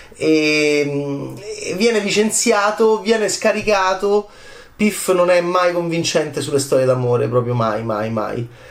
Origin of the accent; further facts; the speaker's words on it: Italy; del mio paese